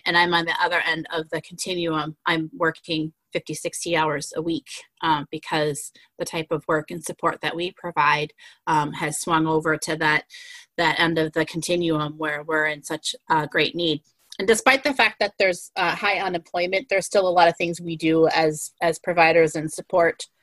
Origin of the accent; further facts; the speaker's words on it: White Bear Lake, Minnesota, United States; born and raised in White Bear Lake. I still live in White Bear Lake